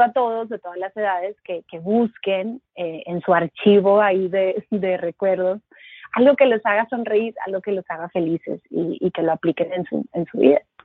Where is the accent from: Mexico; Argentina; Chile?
Mexico; Monterrey, Nuevo León; moved away as an adult; now in New York, United States; yo nací y crecí en Monterrey, México